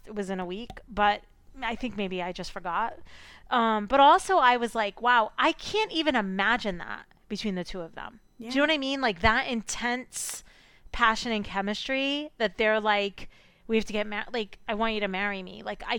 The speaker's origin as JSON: {"language": "English", "country": "United Kingdom", "said": "Sorry, in the UK, they're called bank holidays. Sorry. You know me, I'm so British."}